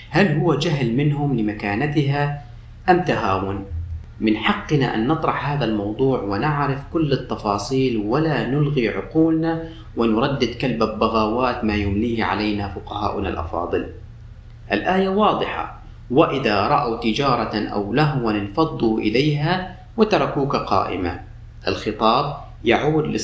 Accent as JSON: {"language": "Arabic", "country": "Syria", "said": "ونفس الشيء عندنا بسوريا الفول والحمص يوم الجمعة على الفطور"}